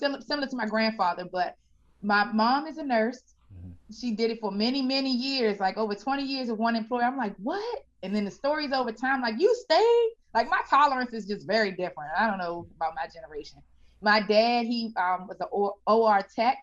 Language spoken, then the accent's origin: English; Landover, Maryland, United States; also born or lived in Washington, D.C.; born and raised in the DMV area. I was born in Washington, D.C., and we were raised in Landover, Maryland